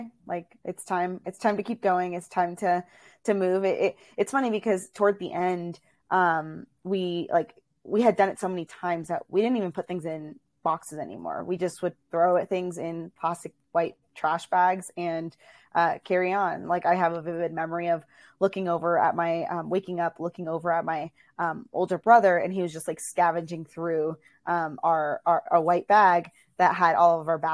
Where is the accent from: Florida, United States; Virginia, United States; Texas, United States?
Virginia, United States; also born or lived in Illinois; I was born in Illinois, and then we moved over to Virginia, and that's where I was raised.